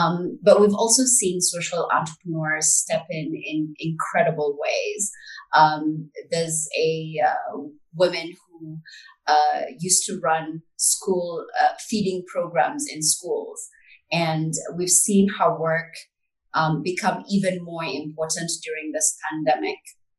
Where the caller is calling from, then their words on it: Nairobi, Kenya; I'm joining you from Nairobi